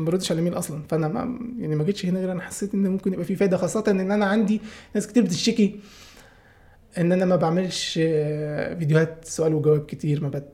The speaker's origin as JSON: {"language": "Arabic", "region": "Upper Egypt", "country": "Egypt", "moved": "yes", "lives_now": "Cairo, Egypt", "said": "انا اساسا على فكره من الصعيد انا مش من القاهره"}